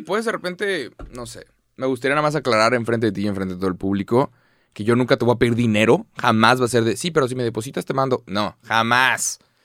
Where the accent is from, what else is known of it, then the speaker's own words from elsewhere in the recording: Mexico; Soy de México